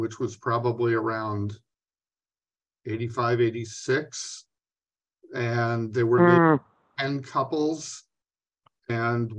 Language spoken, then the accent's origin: English; New York, United States; now in Minnesota, United States; I grew up in New York State, but I've been in Minnesota for 50 years